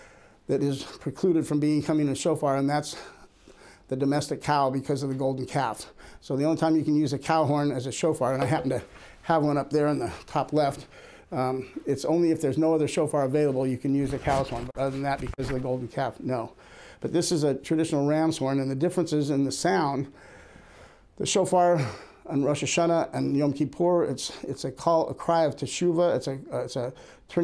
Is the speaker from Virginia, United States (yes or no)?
no; Los Angeles, California, United States; moved away as an adult; now in Israel; I was born and raised in Los Angeles